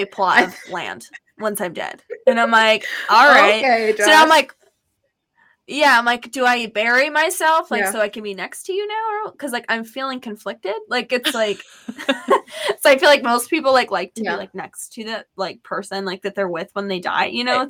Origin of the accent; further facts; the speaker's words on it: California, United States; moved away as an adult; now in Montana, United States; I'm from California